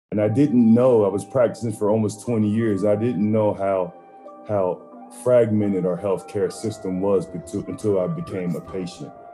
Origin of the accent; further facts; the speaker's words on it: New Jersey, United States; that's where I was born at in Jersey.